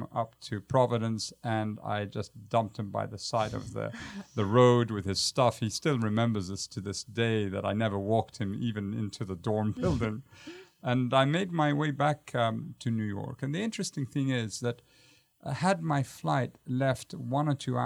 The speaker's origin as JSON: {"language": "English", "country": "Jordan", "also_born_or_lived": "United Kingdom / Baltimore, Maryland", "moved": "yes", "said": "I had to do my national service, which took me back to my home country"}